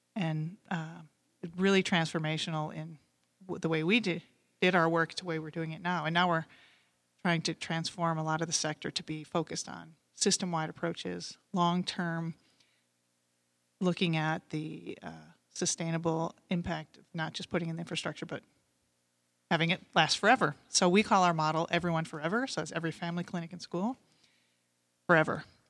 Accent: Great Lakes region, Michigan, United States; growing up in the Great Lakes region. I lived down the street from Lake Saint Clair

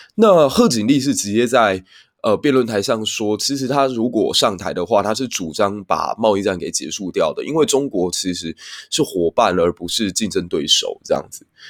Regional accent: Kaohsiung, Taiwan; 身为一个高雄人

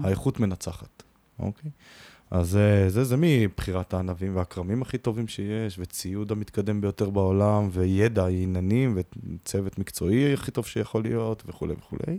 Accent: Israel; אנחנו נורא ישראלים

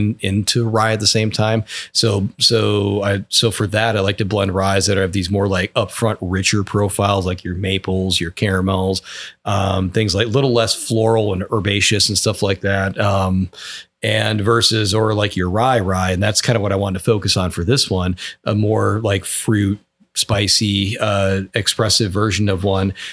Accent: Wisconsin, United States; now in Georgetown, United States; my home state of Wisconsin

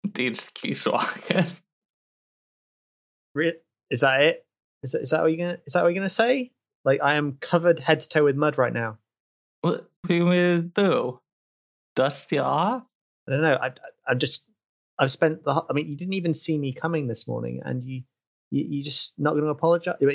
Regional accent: United Kingdom; This I'm British. It would take me at least like five to six hours to build up enough rage to confront someone about something.

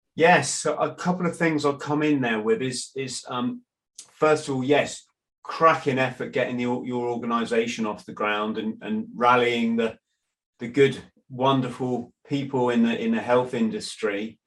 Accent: England, United Kingdom; in England, I'm an Englishman

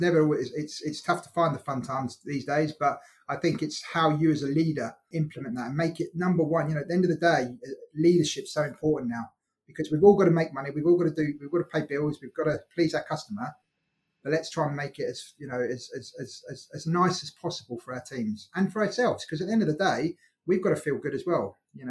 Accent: Scotland, United Kingdom; But I'm Scottish. I consider myself to be a Scotsman without an accent. I'm Scottish.

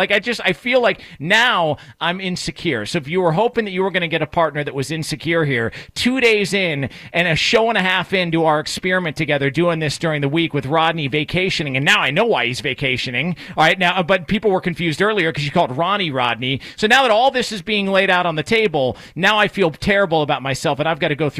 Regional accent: Thousand Oaks, California, United States; Look, I'm from Thousand Oaks, California.

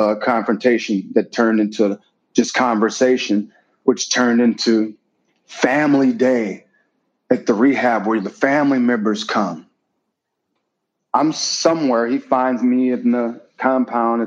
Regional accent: Wisconsin, United States; I'm from Wisconsin

